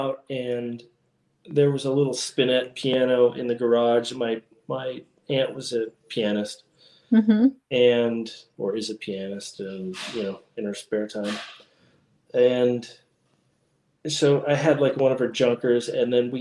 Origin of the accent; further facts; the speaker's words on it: Las Vegas, Nevada, United States; moved away; also born or lived in Utah / California; I grew up in born and raised in Las Vegas, Nevada.